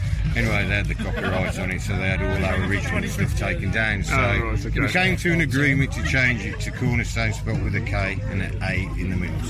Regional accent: Wolverhampton, West Midlands, United Kingdom; also born or lived in Shropshire; Well, Wolverhampton, really. But we sort of migrated into Shropshire, Abridge, North Buckingham, and those sort of places.

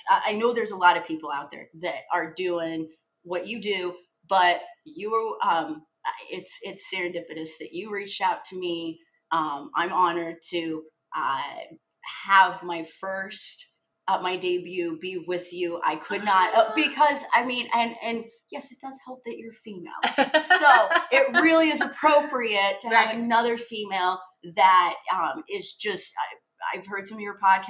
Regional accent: Odesa, Odesa Oblast, Ukraine; moved away; I came from Odessa, which a smorgasbord of cultures, port city, tourism, like very rich, culturally diverse, as diverse as you can be in Eastern Europe.

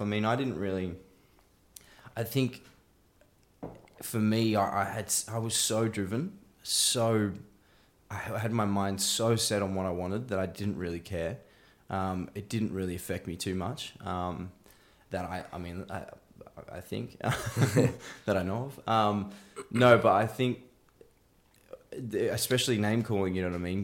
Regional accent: Bowral, Southern Highlands, New South Wales, Australia; now in Melbourne, Australia; I grew up in a place called Barrow, um, in Southern Highlands, which, which is just south of Sydney.

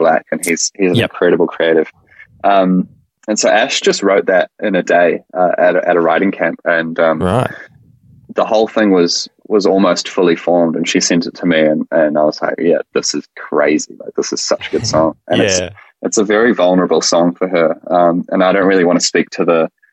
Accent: New Zealand; We're a Kiwi duo

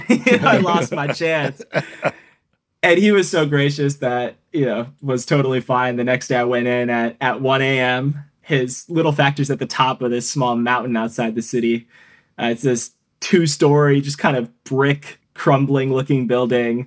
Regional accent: St. Paul, Minnesota, United States; where I was growing up in St. Paul, Minnesota

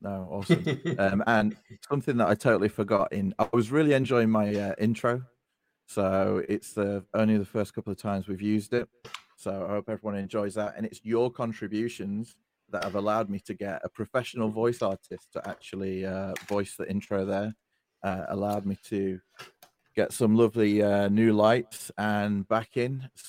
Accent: Utah, United States; everyone's experience growing up in Utah as a Mormon. Grew up as a cookie cutter Mormon.

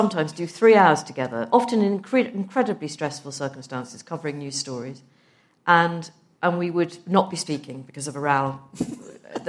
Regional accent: Liverpool, North West England, United Kingdom; I'm from Liverpool. It's not obvious, but I am from Liverpool

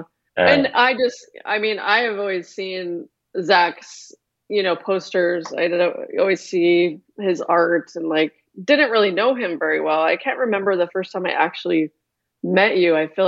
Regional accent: Colorado, United States; moved away as an adult; now in Seattle, United States; No, I grew up in Colorado, but I've moved to Seattle in 98, so kind of like half my life at this point.

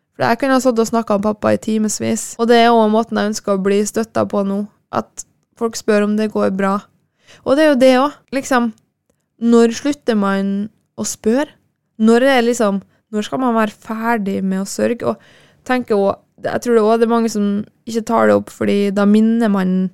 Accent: Kristiansund, Møre og Romsdal, Norway; ble jeg nå boende hjemme i Kristiansund

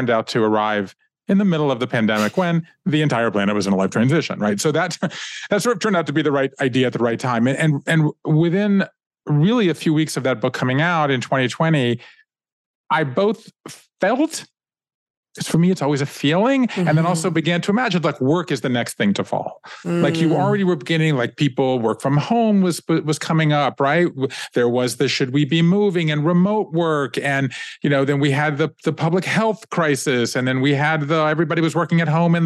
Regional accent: Savannah, Georgia, United States; I grew up in Savannah, Georgia

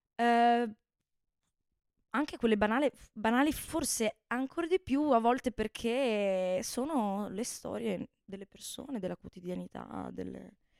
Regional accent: Bassano del Grappa, Veneto, Italy; moved away as an adult; now in Florence, Italy; Sono veneta, sono di Bassano del Grappa

